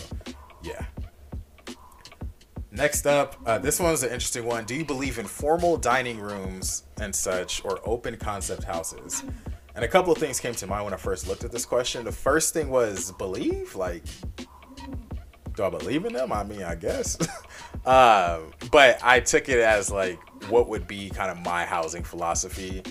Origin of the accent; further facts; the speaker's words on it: Los Angeles, California, United States; my hometown, Los Angeles.